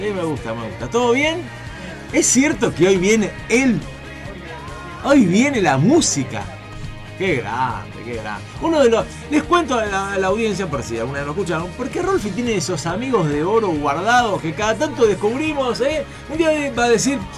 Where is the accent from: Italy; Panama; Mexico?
Italy; now in Germany; Me y eso que soy un italiano viviendo en Alemania. O sea, no soy un alemán original.